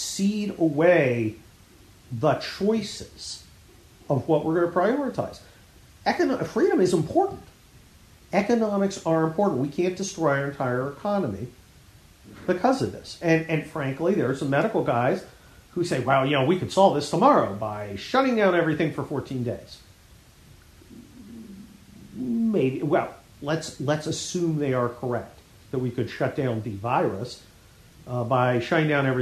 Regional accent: United States; I was born here and I'm an American citizen

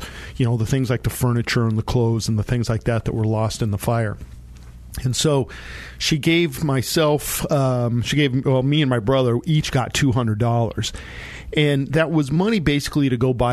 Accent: San Luis Valley, Colorado, United States; I grew up down in the San Luis Valley in Colorado

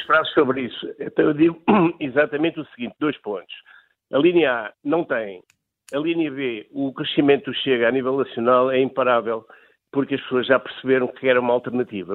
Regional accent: Azores, Portugal; Eu sei porque sou açoriano

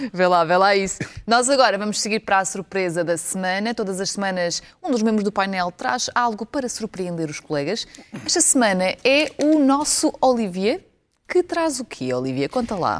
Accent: Ukraine; now in Portugal; sabendo que eu nasci na Ucrânia

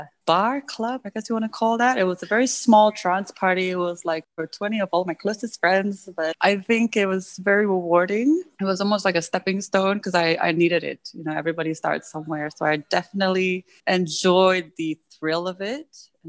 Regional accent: United States; And I think growing up in the States kind of helped almost boost it a little bit because the variety of music is so wide

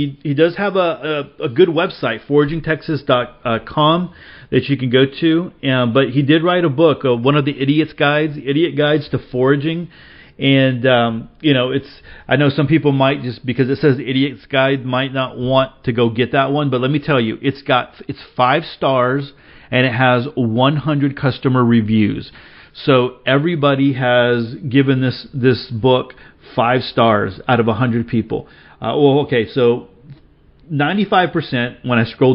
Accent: Dickens County, Northwest Texas, United States; I grew up in Dickens County, which is Northwest Texas in the Rolling Plains region

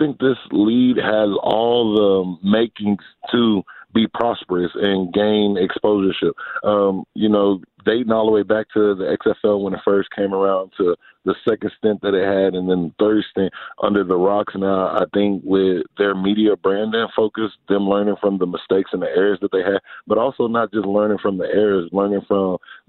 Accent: Dallas, Texas, United States; Yes, I'm from Dallas. I'm from the Dallas area

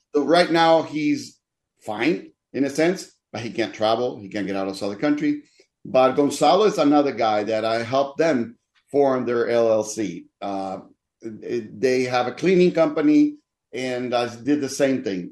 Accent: Dominican Republic; also born or lived in Denver / Minneapolis; now in Mesa, United States; I was born in the Dominican Republic

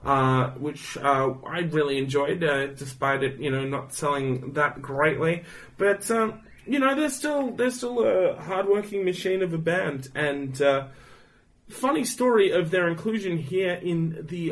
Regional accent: Australia; I'm Aussie as fuck

